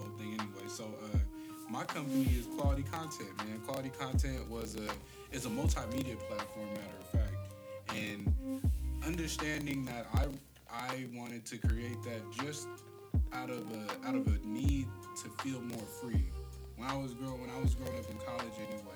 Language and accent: English; Riverside, California, United States; also born or lived in Sacramento; I hail from Riverside, California, the east to be exact